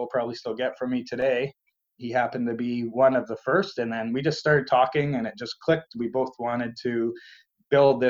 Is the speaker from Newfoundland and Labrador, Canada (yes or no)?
no; St. Thomas, Ontario, Canada; born and raised in St. Thomas, which is kind of southwestern Ontario, just south of London